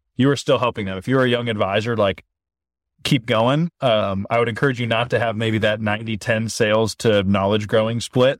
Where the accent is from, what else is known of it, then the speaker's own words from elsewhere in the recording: Oregon, United States; I grew up small town in Oregon